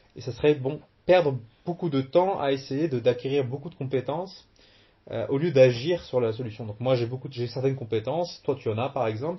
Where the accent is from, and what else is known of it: Cherbourg, Normandy, France; born or raised there; moved away as an adult; also born or lived in Algeria / Caen; now in Quebec, Canada